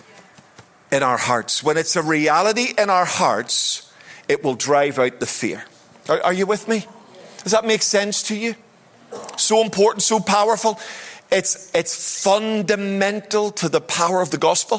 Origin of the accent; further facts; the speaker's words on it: Belfast, Northern Ireland, United Kingdom; I was raised in Belfast, and I grew up in Belfast during the Troubles.